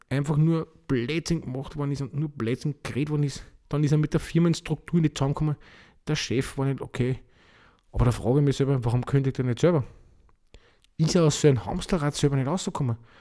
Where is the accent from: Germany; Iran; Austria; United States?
Austria; Bei uns in Österreich